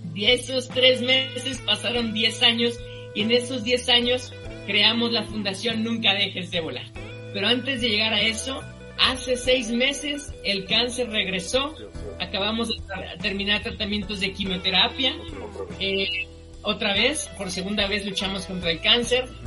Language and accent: Spanish; Mexico; Nosotros somos mexicanos